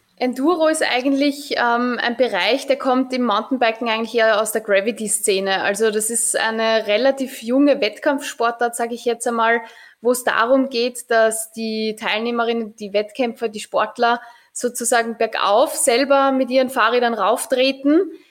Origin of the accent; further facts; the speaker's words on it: Mödling, Lower Austria, Austria; ich bin eigentlich am Anhänger groß geworden